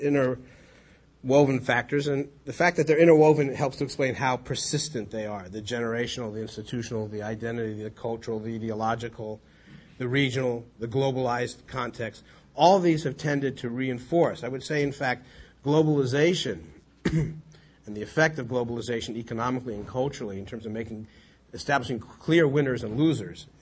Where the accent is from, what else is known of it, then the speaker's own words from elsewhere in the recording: United States; an American secular Jew